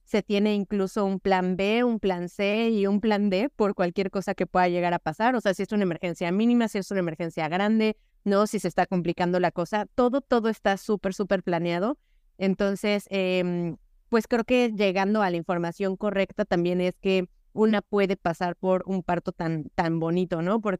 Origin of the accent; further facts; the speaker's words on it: Mexico; porque por supuesto que no son, acá en México decimos que no son enchiladas, ¿no?